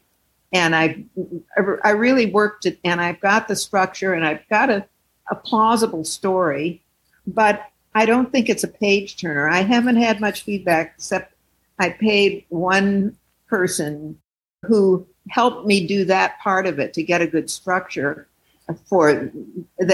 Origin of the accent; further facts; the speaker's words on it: St. Louis, Missouri, United States; now in Oakland, United States; I grew up in St. Louis where there was a large group of African Americans